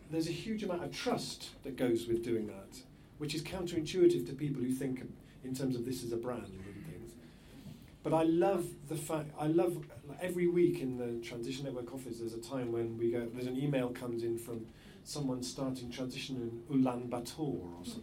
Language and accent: English; England, United Kingdom